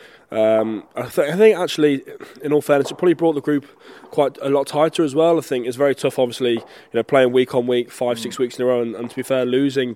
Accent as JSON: {"language": "English", "town": "Solihull", "region": "West Midlands", "country": "United Kingdom", "tie": "born or raised there", "also_born_or_lived": "Belfast, Northern Ireland / Connacht, Ireland", "moved": "as an adult", "lives_now": "Ireland", "said": "I grew up in England in Solihull, old Solihullians near Birmingham"}